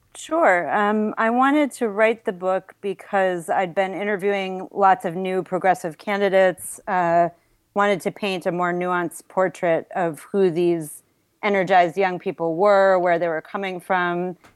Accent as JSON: {"language": "English", "town": "Buffalo", "region": "New York", "country": "United States", "tie": "born or raised there", "moved": "yes", "said": "was born and raised in Buffalo, New York"}